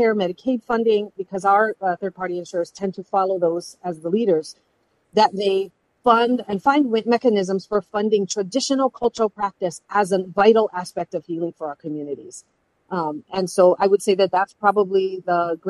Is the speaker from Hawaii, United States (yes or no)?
yes; Hawaii, United States; I've spent my career in the service of my people as a therapist, as a healer, specifically as an advocate and a program builder, and someone who builds and maintains relationships as a Hawaiian health leader.